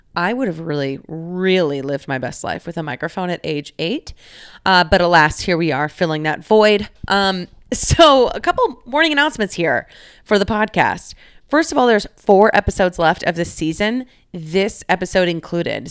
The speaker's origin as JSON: {"language": "English", "town": "Dallas", "region": "Texas", "country": "United States", "moved": "as an adult", "lives_now": "Chicago, United States", "said": "I live in Chicago, Illinois. I am from Dallas, Texas"}